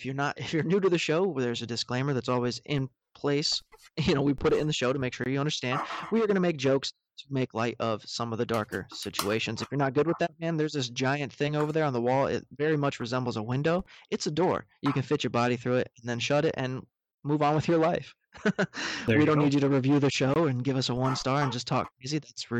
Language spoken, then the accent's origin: English; Wisconsin, United States; Like, I'm from Wisconsin. Welcome to Wisconsin. Milwaukee comes alive in the summertime.